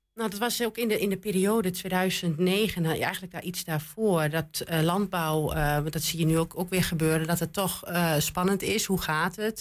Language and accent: Dutch; Twente, Overijssel, Netherlands; accent: Twents; Mijn Twents is wel goed